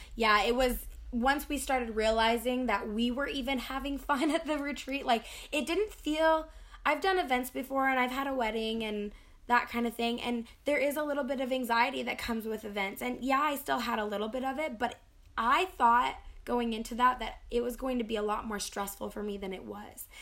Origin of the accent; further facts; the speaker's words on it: United States; especially being an American, I think we kind of rush through things